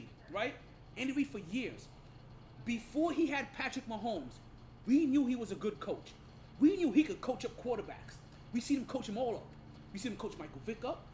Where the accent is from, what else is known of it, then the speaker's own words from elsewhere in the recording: Jamaica; I'm Jamaican